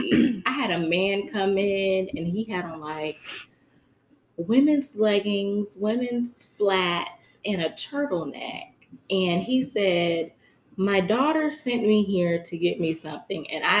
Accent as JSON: {"language": "English", "region": "the South", "country": "United States", "said": "I'm from the South, but they never have."}